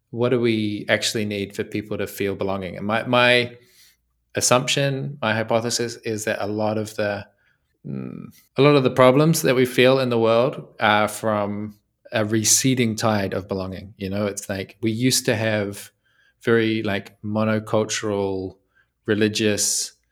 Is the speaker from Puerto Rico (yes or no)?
no; New Zealand; now in Italy; I'm from New Zealand, right? So that's the first thing. That's that's why my English is a little bit unfamiliar. Um, but I live in Italy now.